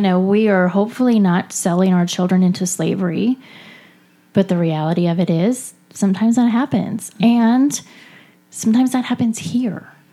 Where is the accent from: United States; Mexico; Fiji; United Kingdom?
United States; California; I'm from California